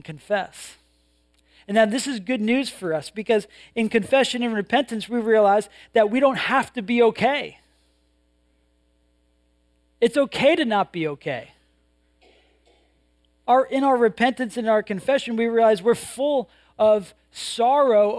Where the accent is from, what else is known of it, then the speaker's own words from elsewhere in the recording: New England, United States; I grew up in New England